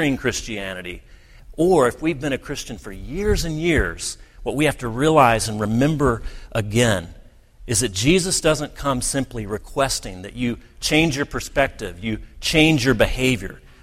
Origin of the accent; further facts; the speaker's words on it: United States; many of us as American